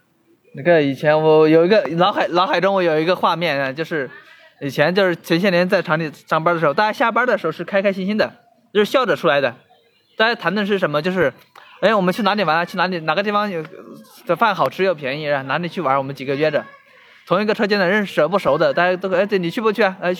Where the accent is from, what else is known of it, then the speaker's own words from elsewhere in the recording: Hubei, China; moved away as an adult; now in Shenzhen, China; 我老家湖北的，一直没有出来